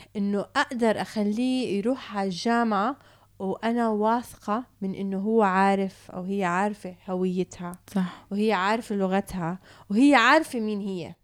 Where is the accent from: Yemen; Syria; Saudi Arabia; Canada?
Canada; also born or lived in Palestine (ancestry) / Jordan (family); now in Dubai, United Arab Emirates; اتربيت بكندا